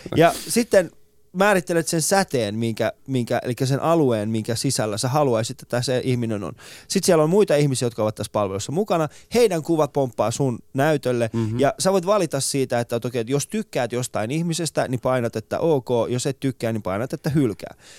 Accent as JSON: {"language": "Finnish", "country": "Iran", "moved": "yes", "lives_now": "Finland", "said": "meillä Iranissa"}